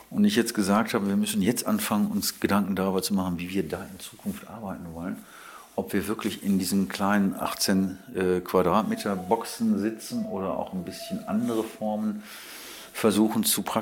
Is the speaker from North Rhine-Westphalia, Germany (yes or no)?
yes; Wuppertal, North Rhine-Westphalia, Germany; Und er wollte in einer Agentur arbeiten in meiner Heimatstadt Wuppertal, ist ein Kleinod von Agenturen.